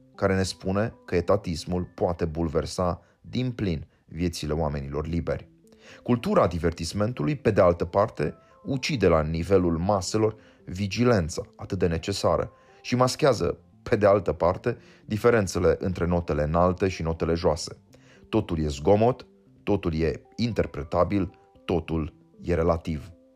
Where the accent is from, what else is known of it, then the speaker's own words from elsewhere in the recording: Romania; poziția mea de român